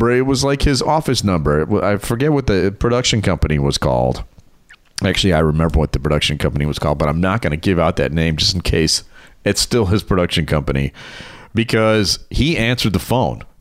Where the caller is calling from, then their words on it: Chicago, Illinois, United States; Oh, hi. Yeah. Wow. Hi, wow. I'm uh, I'm I'm calling from Chicago.